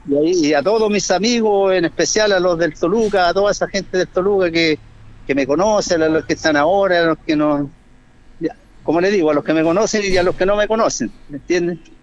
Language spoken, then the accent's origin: Spanish; Linares, Maule, Chile; moved away; jamás me he olvidado de mi tierra